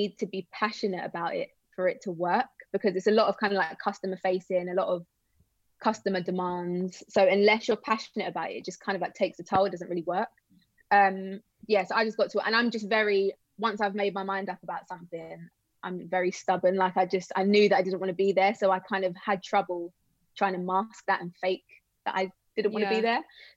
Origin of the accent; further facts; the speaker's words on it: London, United Kingdom; also born or lived in Bournemouth; the first like couple of years of my life, I grew up in Bournemouth, which is again, really random. And then when I was little, I moved to London